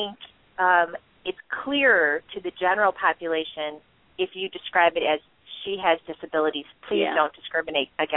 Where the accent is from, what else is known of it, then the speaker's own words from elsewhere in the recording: Michigan, United States; we're from Michigan